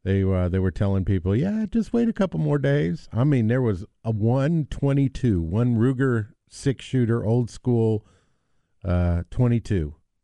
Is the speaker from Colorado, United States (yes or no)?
yes; Denver, Colorado, United States; moved away; I was born in Denver, remember, Colorado?